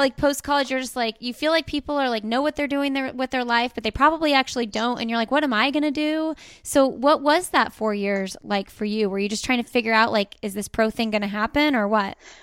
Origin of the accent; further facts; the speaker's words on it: Indianapolis, Indiana, United States; we are from Indianapolis and it's flat as a pancake here